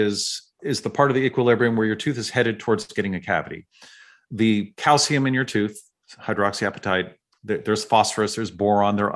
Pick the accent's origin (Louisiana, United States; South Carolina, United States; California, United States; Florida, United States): California, United States; San Francisco; I grew up in San Francisco